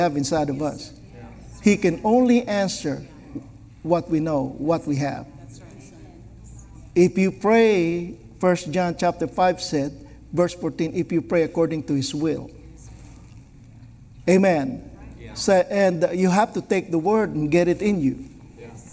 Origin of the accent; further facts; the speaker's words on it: Philippines; I was born in the Philippines